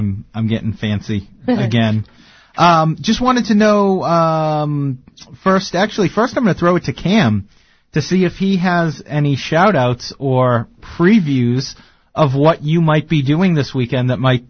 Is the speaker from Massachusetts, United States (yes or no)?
yes; Massachusetts, United States; I'm from Massachusetts.